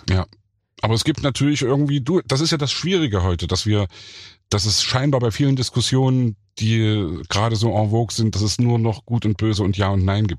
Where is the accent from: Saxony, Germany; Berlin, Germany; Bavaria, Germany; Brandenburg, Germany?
Saxony, Germany; Leipzig; ich bin ja im Thomaner Chor groß geworden